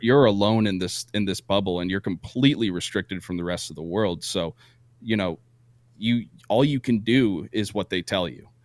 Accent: Vermont, United States; moved away as an adult; I grew up in Vermont

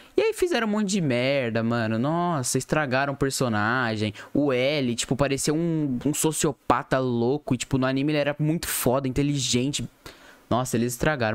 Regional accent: Brazil; a gente é brasileiro

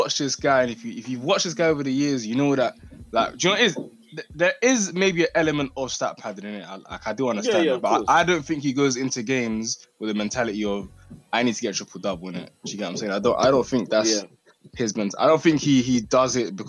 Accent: United Kingdom; we're from the UK

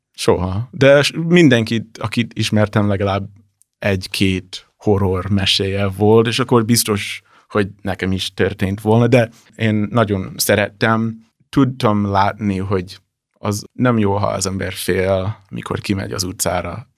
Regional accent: Washington, District of Columbia, United States; Hungarian is a second language; moved away as an adult; also born or lived in Brazil; now in Budapest, Hungary; Amerikai vagyok, és a Washington DC-ből jöttem, hát nagyjából.

